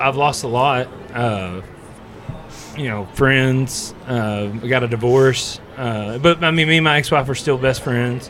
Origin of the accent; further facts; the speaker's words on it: Henrietta, Texas, United States; I'm actually from Henrietta, Texas.